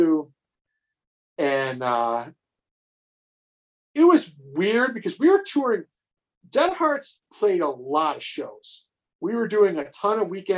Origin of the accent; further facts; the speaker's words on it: North Tonawanda, New York, United States; who I grew up with in North Tonawanda